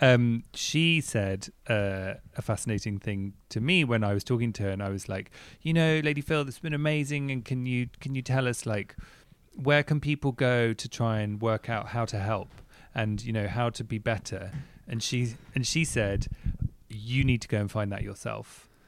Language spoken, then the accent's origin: English; England, United Kingdom; technically I'm English